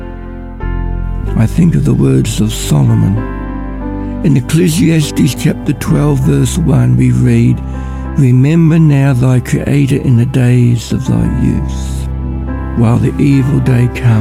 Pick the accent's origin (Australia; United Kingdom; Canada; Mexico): Australia; Ballarat, Victoria; I'm from Ballarat